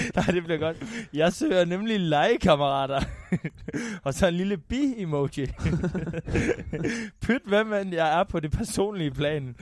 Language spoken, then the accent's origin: Danish; North Jutland, North Denmark Region, Denmark; jeg er meget mere nordjyde, end jeg er dansker